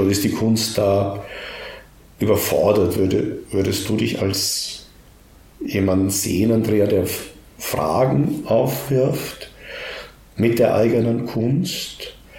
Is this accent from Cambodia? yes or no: no; Austria; mir fällt als Österreicher